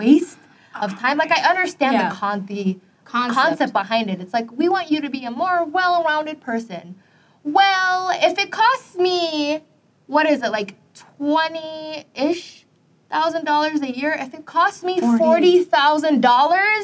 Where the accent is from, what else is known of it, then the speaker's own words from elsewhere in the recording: Minneapolis, Minnesota, United States; we're from Minneapolis